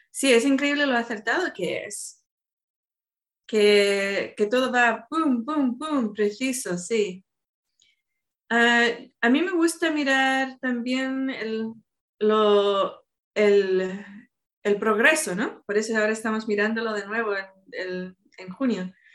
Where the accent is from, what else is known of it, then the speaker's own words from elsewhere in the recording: Chile; born there; also born or lived in Argentina / Madrid, Spain / Seville, Spain; estuve viviendo en Chile, donde yo nací, viví en Argentina y también viví en España.